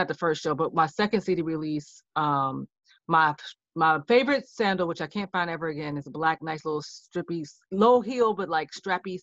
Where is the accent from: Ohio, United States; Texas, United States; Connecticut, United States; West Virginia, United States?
Ohio, United States; Cleveland; I'm from Cleveland, Ohio